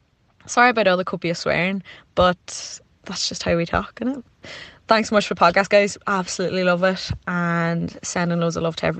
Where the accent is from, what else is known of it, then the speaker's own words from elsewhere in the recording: County Donegal, Ireland; moved away as an adult; now in Kent, United Kingdom; I'm obviously Irish, I'm from Donegal, and I'm living in Kent in South England, like rural Kent.